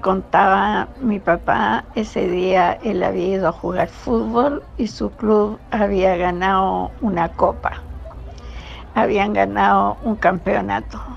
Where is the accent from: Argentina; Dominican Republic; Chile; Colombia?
Chile; Valparaíso; yo Nací de parto natural en el Cerro Barón, en Valparaíso.